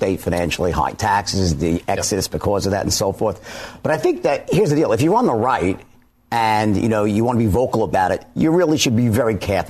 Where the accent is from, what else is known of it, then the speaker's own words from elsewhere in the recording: New York, United States; So as a New Yorker born and bred